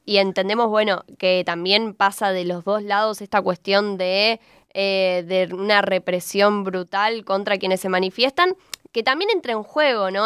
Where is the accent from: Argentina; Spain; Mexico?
Argentina